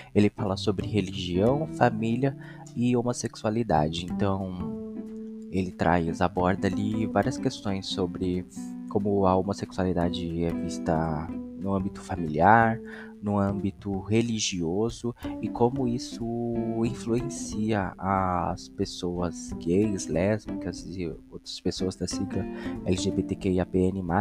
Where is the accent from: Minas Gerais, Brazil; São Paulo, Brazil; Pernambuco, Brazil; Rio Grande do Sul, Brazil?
São Paulo, Brazil; also born or lived in Itaquaquecetuba; sou nascido e criado aqui mesmo em São Paulo